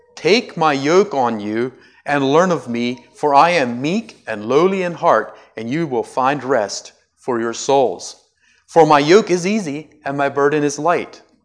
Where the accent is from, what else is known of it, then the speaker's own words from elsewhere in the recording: United States; I'm an American